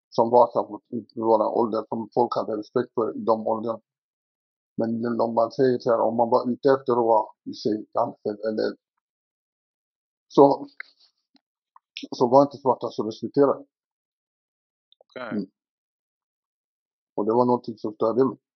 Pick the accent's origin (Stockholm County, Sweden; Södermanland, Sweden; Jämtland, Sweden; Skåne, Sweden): Stockholm County, Sweden; Stockholm; also born or lived in Dalby; Jag är uppväxt i Tensta och Rinkeby.